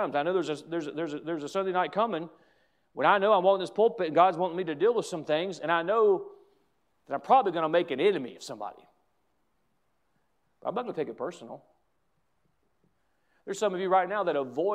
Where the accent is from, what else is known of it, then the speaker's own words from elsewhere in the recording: United States; as an American